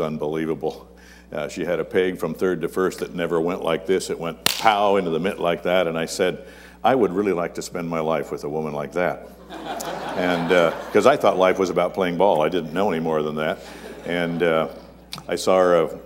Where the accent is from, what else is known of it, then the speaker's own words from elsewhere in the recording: Yakima, Washington, United States; also born or lived in Cle Elum, Washington; I had a pastor growing up in Yakima